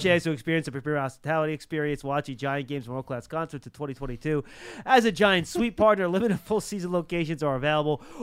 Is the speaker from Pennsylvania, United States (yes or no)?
no; New York City, New York, United States; I'm from Brooklyn